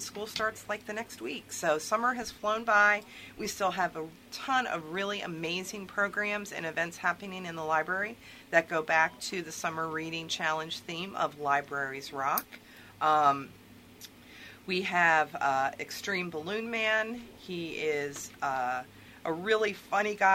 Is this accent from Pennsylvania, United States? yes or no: yes; near the Susquehanna, Pennsylvania, United States; now in Maryland, United States; me a Pennsylvanian